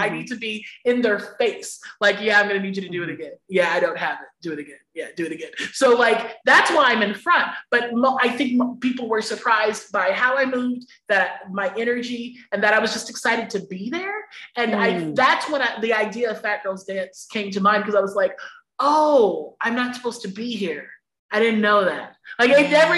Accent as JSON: {"language": "English", "town": "Sacramento", "region": "California", "country": "United States", "moved": "yes", "lives_now": "New York, United States", "said": "I'm from the suburbs in Sacramento, California, boring as shit"}